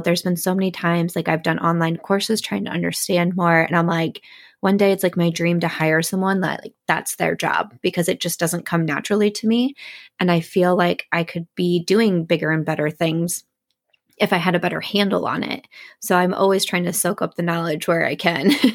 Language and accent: English; Midwest, United States; I'm from the Midwest